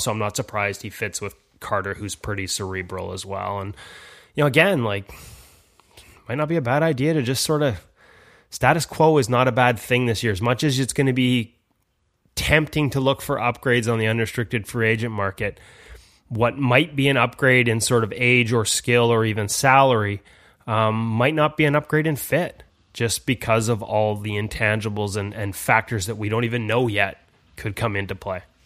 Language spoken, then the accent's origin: English; Vancouver, British Columbia, Canada; I'm from Vancouver